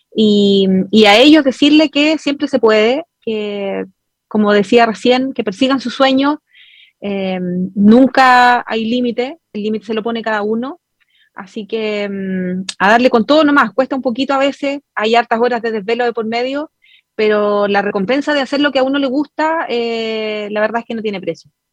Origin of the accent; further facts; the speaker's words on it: Chile; la mayoría somos chilenos